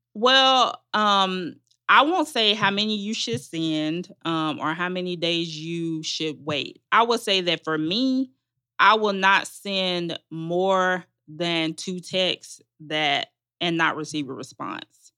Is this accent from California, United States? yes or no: no; Magnolia, Arkansas, United States; moved away as an adult; now in Atlanta, United States; I'm from Arkansas. Um, my family goes back several generations in Arkansas